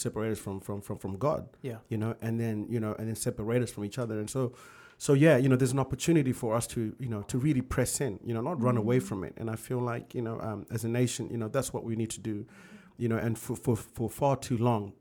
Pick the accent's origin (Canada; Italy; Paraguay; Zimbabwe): Zimbabwe; also born or lived in South Africa / United Kingdom; now in United States; growing up in Zimbabwe and living in South Africa